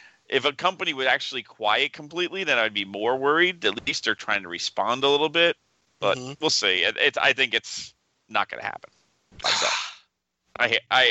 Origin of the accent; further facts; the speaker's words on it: New Jersey, United States; moved away as an adult; also born or lived in upstate New York; now in New York, United States; I was born in New Jersey and lived there for 30 years